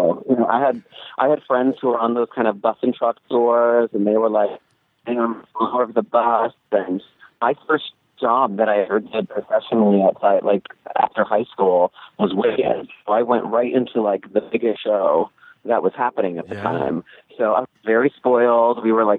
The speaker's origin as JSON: {"language": "English", "town": "Claremont", "region": "California", "country": "United States", "tie": "born or raised there", "said": "I grew up in Claremont."}